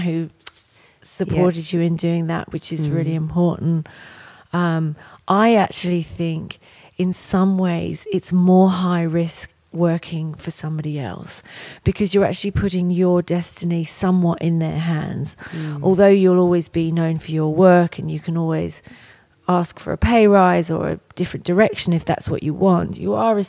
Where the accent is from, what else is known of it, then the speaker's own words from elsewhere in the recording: England, United Kingdom; moved away; I'm from England, so my family are all over there.